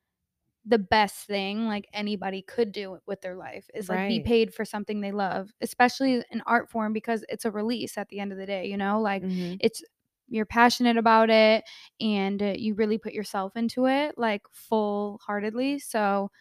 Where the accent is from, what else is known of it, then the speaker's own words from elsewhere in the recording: New York City, New York, United States; we're from New York.